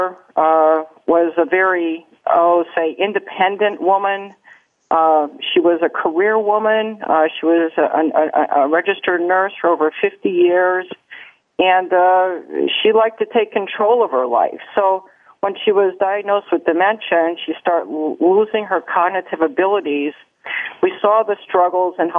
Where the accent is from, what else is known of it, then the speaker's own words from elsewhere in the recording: Midwest, United States; moved away as an adult; now in Atlanta, United States; I'm originally from the Midwest.